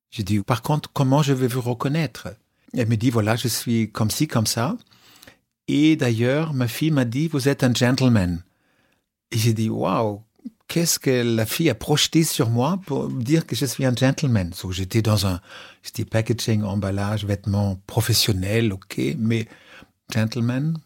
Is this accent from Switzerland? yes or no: no; Germany; je suis allemand